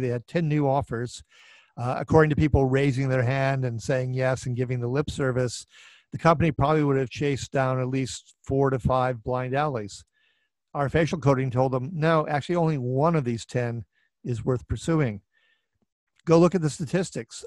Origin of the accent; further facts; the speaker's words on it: Minneapolis, Minnesota, United States; my hometown here of Minneapolis